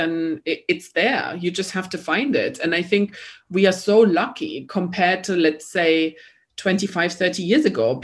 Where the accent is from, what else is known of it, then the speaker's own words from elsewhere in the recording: East Germany, Germany; English is a second language; moved away; I am German, so I'm not British. And I grew up in East Germany.